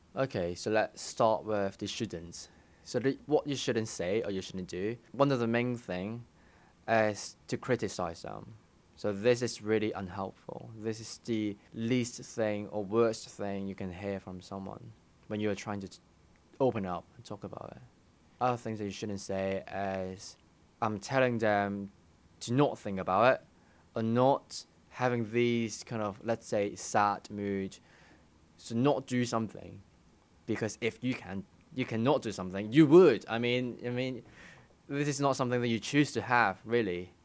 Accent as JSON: {"language": "English", "country": "Hong Kong", "tie": "born or raised there", "also_born_or_lived": "United Kingdom", "moved": "as an adult", "said": "I studied in the U K, but I grew up in Hong Kong"}